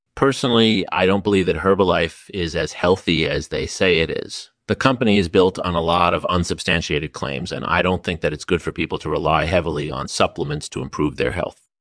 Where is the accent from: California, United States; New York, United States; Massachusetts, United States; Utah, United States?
California, United States; Silicon Valley; I grew up in Silicon Valley